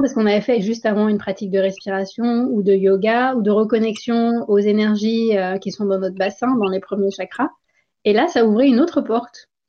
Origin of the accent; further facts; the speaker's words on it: India; moved away as an adult; also born or lived in France / Guadeloupe; j'ai grandi en Inde